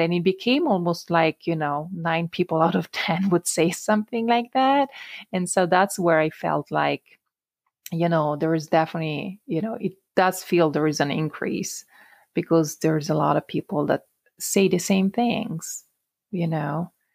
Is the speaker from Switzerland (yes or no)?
yes; Italian-speaking Switzerland, Switzerland; English is a second language; moved away; So I'm originally from the Italian-speaking part of Switzerland